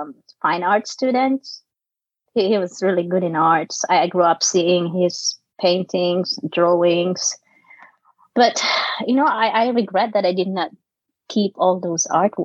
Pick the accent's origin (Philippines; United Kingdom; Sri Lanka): Philippines; Tanay, Rizal; English is a second language; moved away as an adult; also born or lived in Sorsogon, Bicol / Middle East / North Carolina; now in New York, United States; So I was born in Sursogon, Bicol, southern part of the Philippines, the mainland, yeah. And then I remember we moved to Sampaloc when I was 6 or 5. Then I grew up in Sampaloc, Tanay Rizal.